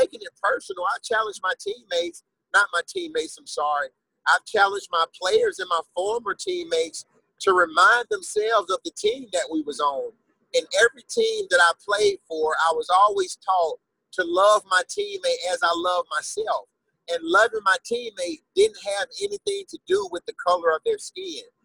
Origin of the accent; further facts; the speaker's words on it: Birmingham, Alabama, United States; I grew up here in Birmingham, Alabama